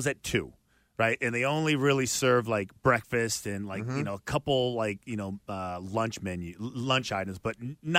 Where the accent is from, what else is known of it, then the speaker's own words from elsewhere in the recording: Boston, Massachusetts, United States; Hey, we're from Boston too.